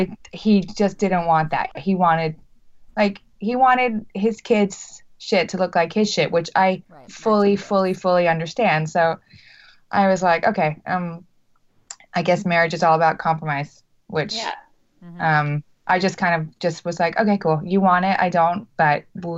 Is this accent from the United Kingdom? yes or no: yes; England, United Kingdom; moved away; my family is English, and I'm English